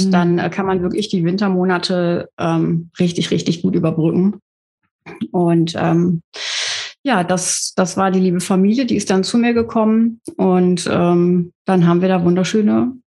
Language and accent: German; Bad Bentheim, Lower Saxony, Germany; Ich komme aus Bad Bentheim.